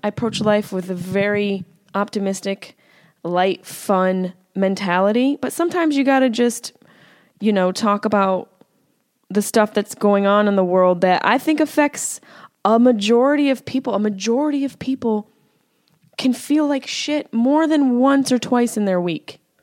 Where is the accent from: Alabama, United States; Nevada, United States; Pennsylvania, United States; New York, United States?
New York, United States; Syracuse; accent: Syracuse; there's my Syracuse accent